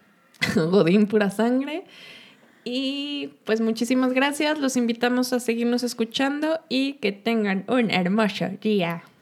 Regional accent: Uruapan, Michoacán, Mexico; moved away as an adult; also born or lived in Mexico City, Mexico; now in Guadalajara, Mexico; Nosotras somos de Uruapan, Michigan, eh, el territorio del, del, aguacate, pero nos venimos a estudiar acá a Guadalajara

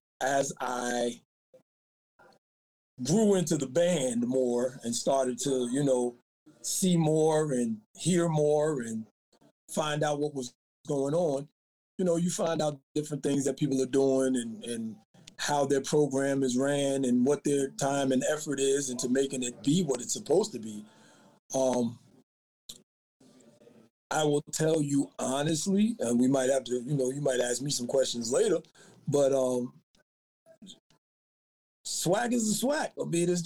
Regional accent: New York, United States; I'm from New York

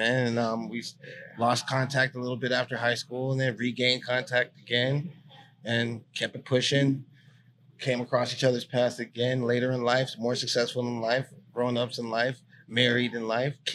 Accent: San Francisco, California, United States; We beat a lot of odds growing up in San Francisco.

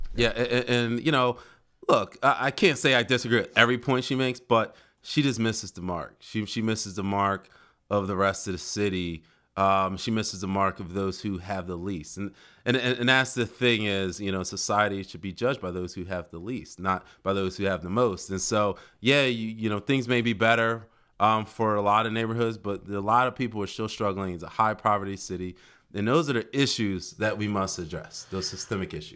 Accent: Philadelphia, Pennsylvania, United States; moved away as an adult; now in Delaware, United States; I actually come from Philly, born and raised in Philadelphia. didn't come to Delaware until college, and I stayed

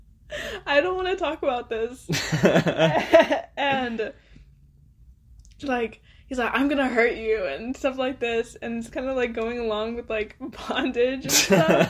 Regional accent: Oklahoma, United States; also born or lived in Arizona / Dallas; I'm from Oklahoma. I was born here. I was raised here.

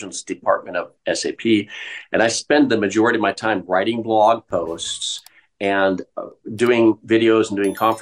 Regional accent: Portland, Oregon, United States; moved away as an adult; also born or lived in Minnesota; I was born in Oregon, but moved to Minnesota as a child

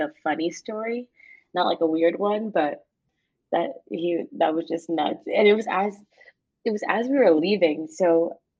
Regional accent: Nigeria; I'm Nigerian

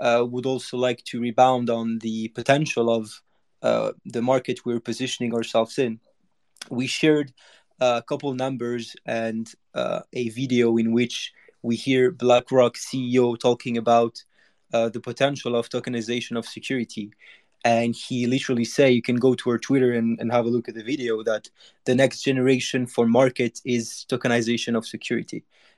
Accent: Monaco; I grew up in Monaco, so you guys know. If you don't know, it's a place where there's a lot of opportunities and a lot of big guys.

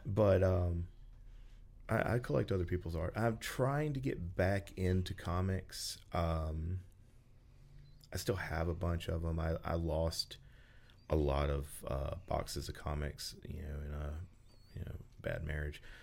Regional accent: Memphis, Tennessee, United States; I'm from the Memphis area.

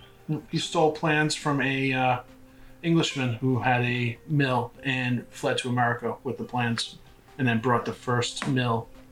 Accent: Pawtucket, Rhode Island, United States; moved away; I'm from Pawtucket originally.

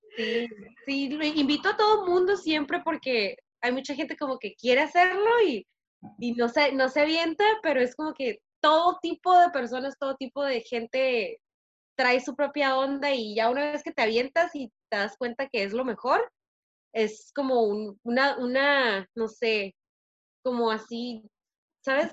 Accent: Tijuana, Baja California, Mexico; moved away as an adult; also born or lived in San Diego; now in United States; nací en San Diego, pero viví en Tijuana casi toda mi vida

